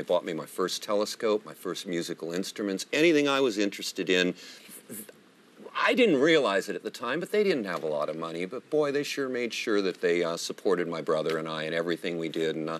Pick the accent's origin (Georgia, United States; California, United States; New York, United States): California, United States; Livermore; moved away as an adult; now in Patterson, United States; I grew up in Livermore. I'm part of the Livermore scene. That's where I consider myself from.